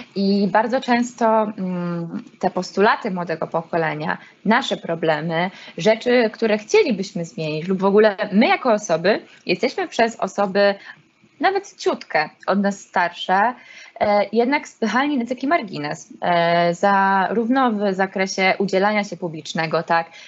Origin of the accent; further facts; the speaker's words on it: Olsztyn, Warmian-Masurian Voivodeship, Poland; jestem olsztynianką i z tym się utożsamiam